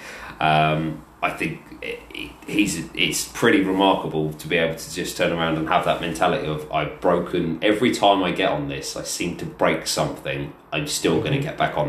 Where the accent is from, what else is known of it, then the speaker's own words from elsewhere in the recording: England, United Kingdom; as an Englishman